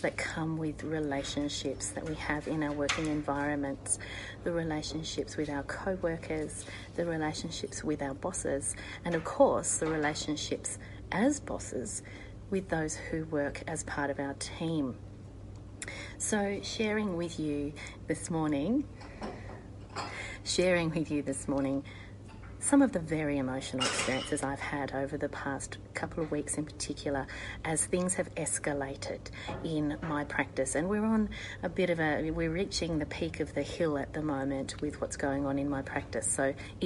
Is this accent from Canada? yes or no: no; Australia